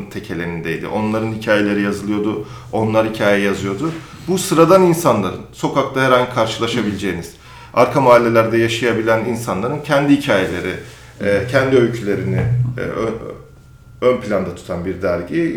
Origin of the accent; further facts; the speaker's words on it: Samsun, Turkey; moved away as an adult; also born or lived in Ankara; now in Istanbul, Turkey; ben Samsun'da büyüdüm